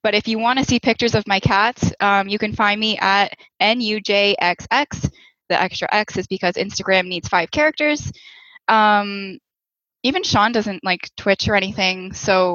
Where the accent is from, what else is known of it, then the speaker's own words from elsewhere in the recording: Cambridge, Ontario, Canada; moved away as an adult; now in Toronto, Canada; I grew up in Cambridge, wanted to live in Waterloo, moved around.